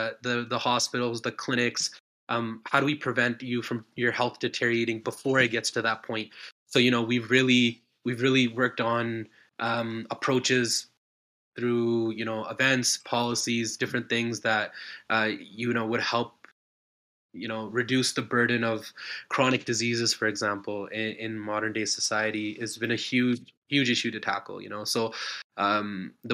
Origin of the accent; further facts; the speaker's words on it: Calgary, Alberta, Canada; moved away as an adult; also born or lived in Ontario; now in British Columbia, Canada; I grew up in Calgary. I'm living in BC